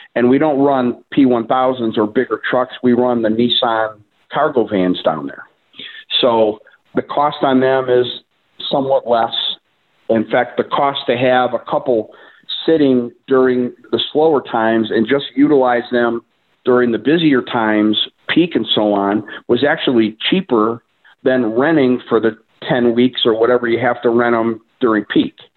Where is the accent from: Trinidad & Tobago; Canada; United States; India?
United States; Cleveland, Ohio; from the Cleveland, Ohio area, local Clevelander. Lived here most of my life.